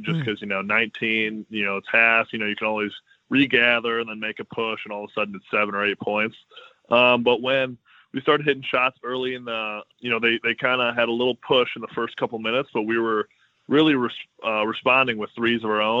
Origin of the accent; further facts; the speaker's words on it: Midwest, United States; I'm from the Midwest